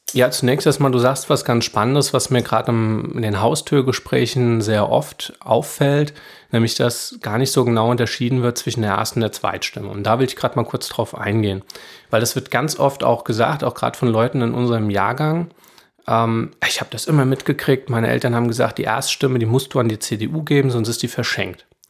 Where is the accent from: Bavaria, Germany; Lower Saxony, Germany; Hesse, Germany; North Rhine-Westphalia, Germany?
Hesse, Germany; Rheingau; ich bin hier groß geworden, das ist meine Heimat